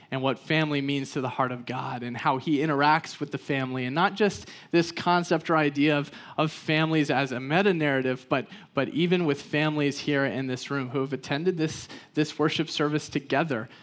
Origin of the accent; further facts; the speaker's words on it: Texas, United States; I grew up in Texas